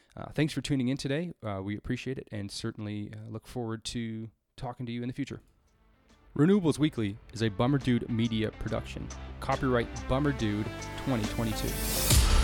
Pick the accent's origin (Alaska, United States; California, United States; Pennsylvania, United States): California, United States; my home state of California